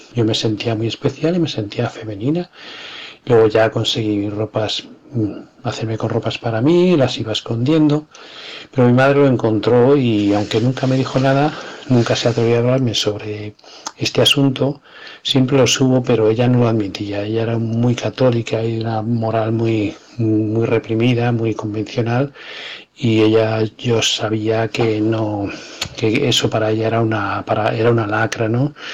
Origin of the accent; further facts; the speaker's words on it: Madrid, Community of Madrid, Spain; en Madrid en los años 60, en el seno de una familia modesta. Eh, nazco